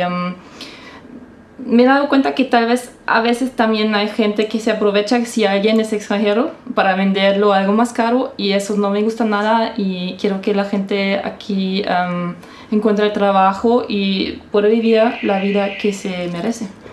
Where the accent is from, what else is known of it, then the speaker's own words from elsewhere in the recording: Saarbrücken, Saarland, Germany; accent: Saarland dialect; Spanish is a second language; now in Stuttgart, Germany; yo no nací en Stuttgart, eso es muy importante. Yo estoy viviendo en Stuttgart, pero yo nací en Saarbrücken y acá el dialecto es salendish